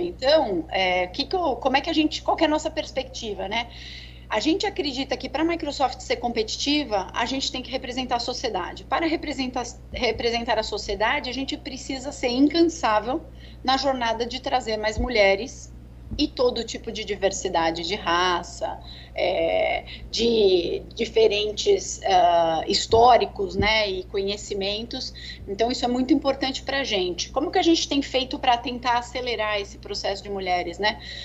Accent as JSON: {"language": "Portuguese", "region": "São Paulo", "country": "Brazil", "tie": "born or raised there", "said": "sou de São Paulo, natural de São Paulo"}